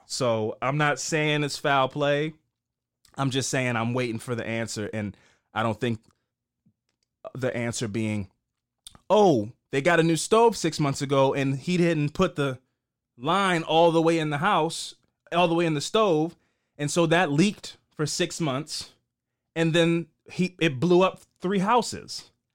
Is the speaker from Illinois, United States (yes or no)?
no; Baltimore, Maryland, United States; I'm from East Baltimore, so I don't have any family in those parts